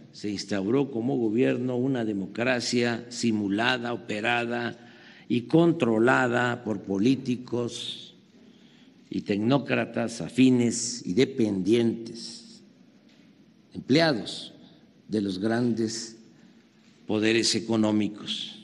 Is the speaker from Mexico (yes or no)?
yes; Mexico; como mexicano